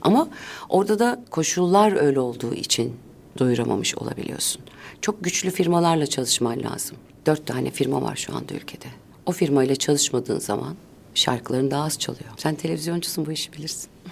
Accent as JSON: {"language": "Turkish", "region": "Ankara", "country": "Turkey", "tie": "born or raised there", "said": "Ben çocukluğumu o anneannemle, dedemle, babamla, annemle geçirdiğim yılları ailece biz her cuma ailece Kurtuluş Parkı'na giderdik"}